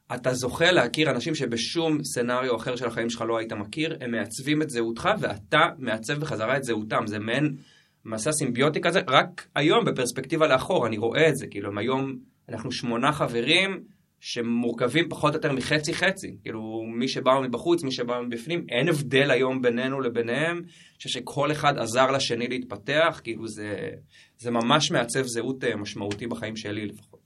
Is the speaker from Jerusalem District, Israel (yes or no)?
yes; Jerusalem, Jerusalem District, Israel; moved away as an adult; also born or lived in Lod; now in Kibbutz Ma'abarot, Israel; גדלתי בירושלים, אחת האהבות הכי גדולות שלי זה העיר הזאת, המשפחה שלי עדיין שם, ההורים, אז אה, כן, שם גדלתי